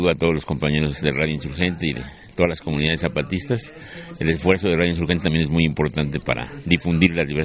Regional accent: Mexico City, Mexico; De la Ciudad de México.

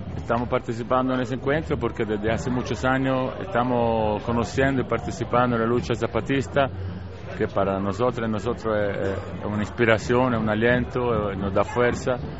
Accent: Matagalpa, Nicaragua; vengo de Nicaragua, Matagalpa

